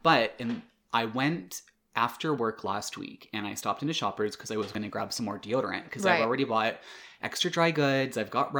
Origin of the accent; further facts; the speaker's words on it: Canada; My first experience ever as a Canadian seeing panic buying happen in person.